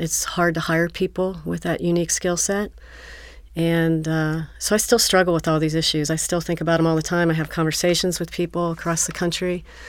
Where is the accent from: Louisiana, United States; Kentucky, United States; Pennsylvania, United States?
Kentucky, United States; Northern; moved away as an adult; also born or lived in Los Angeles / Florida / Atlanta; now in Cincinnati, United States; I moved back when I was about six years old in Northern Kentucky. I grew up there